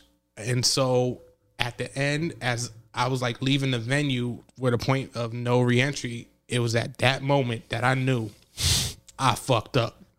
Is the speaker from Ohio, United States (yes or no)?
no; New Jersey, United States; I'm from Jersey. She's like, I knew by your accent.